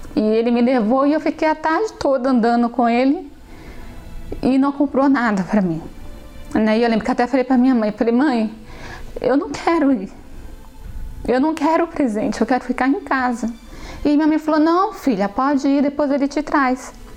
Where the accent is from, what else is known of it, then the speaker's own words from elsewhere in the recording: São Paulo, Brazil; also born or lived in Rio Grande do Norte; quando nós viemos do Rio Grande do Norte, chegamos aqui em São Paulo com meus três anos